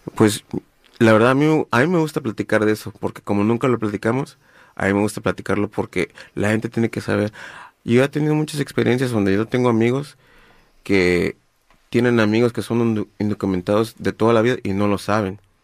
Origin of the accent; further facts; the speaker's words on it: Guerrero, Mexico; now in Los Angeles, United States; yo, yo soy de Guerrero